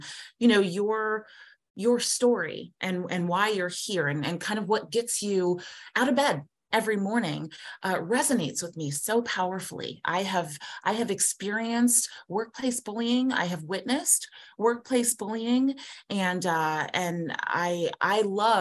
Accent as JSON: {"language": "English", "town": "Columbus", "region": "Ohio", "country": "United States", "tie": "born or raised there", "said": "I am born and raised here in Columbus, Ohio, but I'm a rarity"}